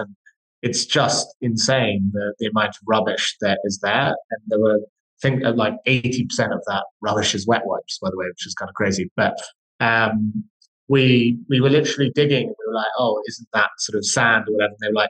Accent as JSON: {"language": "English", "region": "Scotland", "country": "United Kingdom", "tie": "born or raised there", "lives_now": "London, United Kingdom", "said": "I grew up in fact, both my business partner and I grew up in Scottish countryside. So despite the lack of accent, so we kind of have a bit of an appreciation for the nature."}